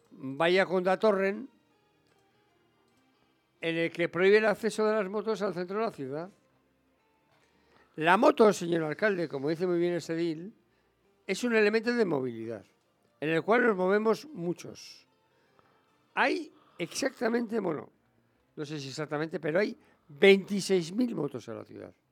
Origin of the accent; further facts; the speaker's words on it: San Sebastián, Basque Country, Spain; somos los donostiarras los que nos movemos en moto por la ciudad